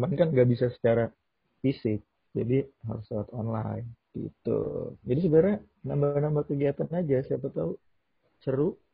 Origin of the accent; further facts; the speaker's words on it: Depok, West Java, Indonesia; Ini kenalin semuanya … Gua itu orang asli Depok ya. Ya mungkin yang nggak tahu Depok itu berdekatan sama Jakarta ya.